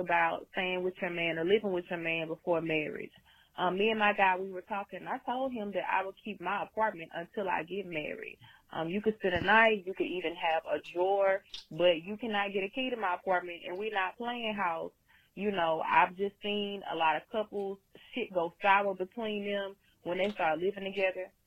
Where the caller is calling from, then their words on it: Louisiana, United States; I'm calling from Louisiana